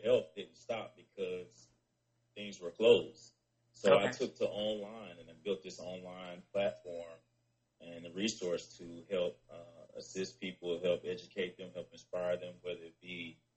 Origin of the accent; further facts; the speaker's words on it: Memphis, Tennessee, United States; moved away as an adult; now in Atlanta, United States; I was born and raised in Memphis, Tennessee